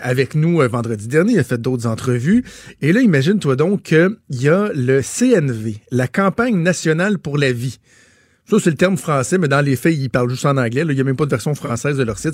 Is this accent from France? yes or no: no; Montreal, Quebec, Canada; chez nous à Montréal